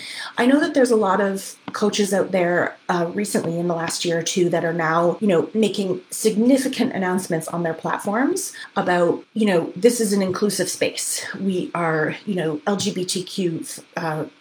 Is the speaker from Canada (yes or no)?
yes; Canada; as a Canadian